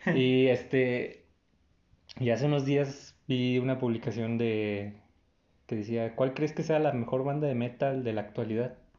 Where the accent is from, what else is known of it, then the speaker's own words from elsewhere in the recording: Mexico; nosotros mismos, como mexicanos